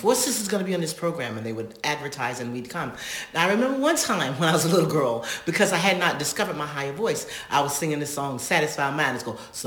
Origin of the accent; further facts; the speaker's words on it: North Carolina, United States; we were raised around in North Carolina, around Indians